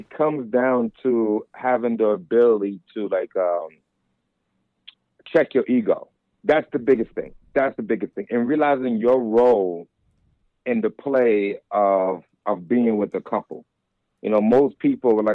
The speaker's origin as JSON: {"language": "English", "country": "United States", "tie": "born or raised there", "also_born_or_lived": "Jersey City, New Jersey / Lower East Side, Manhattan, New York", "moved": "as an adult", "said": "I was born in Jersey City and raised between Jersey City and Lower East Side"}